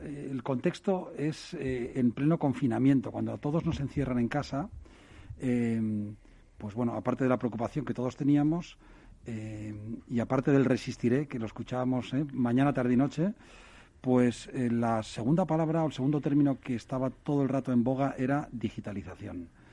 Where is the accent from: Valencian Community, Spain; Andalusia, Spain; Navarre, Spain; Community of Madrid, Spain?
Navarre, Spain; Pamplona; yo soy de Pamplona